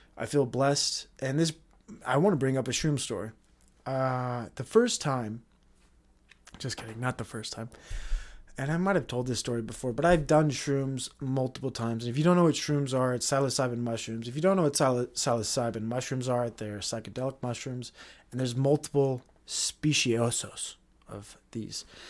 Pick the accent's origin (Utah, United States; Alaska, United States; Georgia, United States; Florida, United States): Utah, United States; we're from Utah. We're the Utah guys